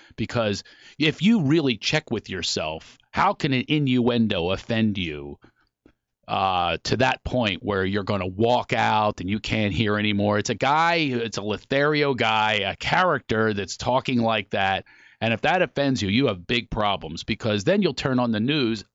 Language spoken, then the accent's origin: English; Philadelphia, Pennsylvania, United States; I grew up in Philly.